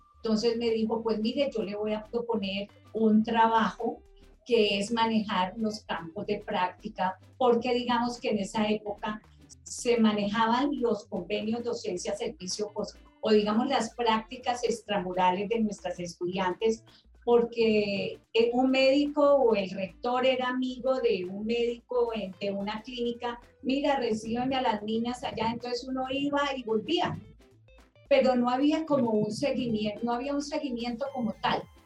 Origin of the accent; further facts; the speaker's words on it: Palmira, Valle del Cauca, Colombia; moved away as an adult; also born or lived in Bogotá; Yo soy de Palmira Valle y tuve que emigrar a Bogotá para poder estudiar instrumentación quirúrgica